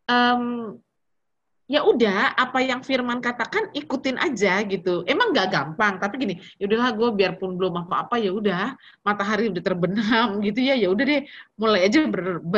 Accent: North Sumatra, Indonesia; Kita orang Batak ya, jadi muda emosi ya.

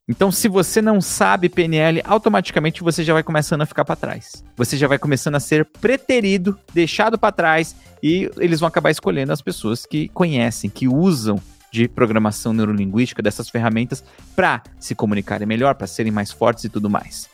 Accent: São Paulo, Brazil; Eu nasci em São Miguel Paulista. Eu vim de um bairro super pobre

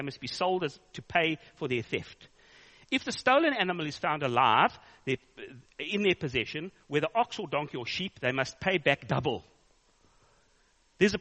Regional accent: South Africa; I'm a South African

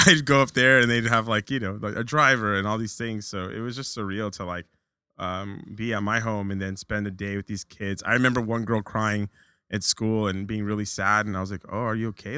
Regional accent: Orange County, California, United States; moved away as an adult; also born or lived in Long Beach, California / Huntington Beach, California; now in New York, United States; I moved, uh, to Orange County, pretty much spent my whole life there

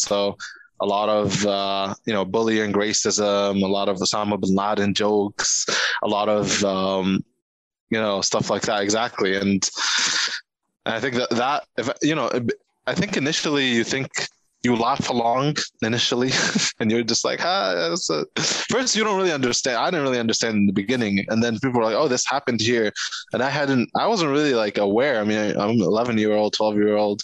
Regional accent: Egypt; first language Arabic; English is a second language; now in New York City, United States; growing up in Egypt, it was like, yeah, the first language was Arabic, but second language was English

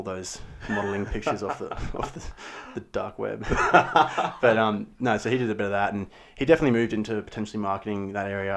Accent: Brisbane, Queensland, Australia; did a lot of theatre growing up in Brisbane Junior Theatre and drama

